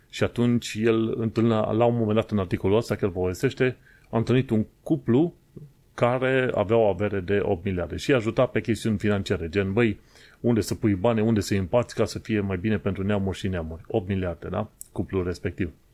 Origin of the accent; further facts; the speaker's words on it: Romania; moved away as an adult; now in London, United Kingdom; Când am plecat din România